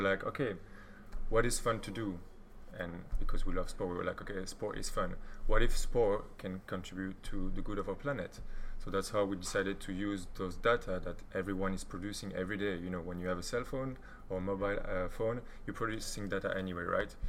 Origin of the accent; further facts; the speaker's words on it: Belgium; now in Berlin, Germany; I'm from Belgium